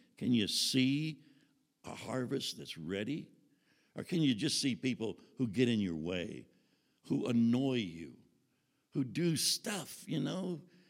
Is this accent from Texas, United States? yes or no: yes; Houston, Texas, United States; living in the South, living in Houston, Texas, and growing up in Southern churches